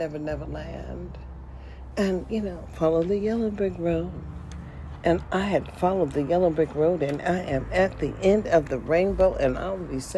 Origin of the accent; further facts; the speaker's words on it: United States; I am an American citizen, period.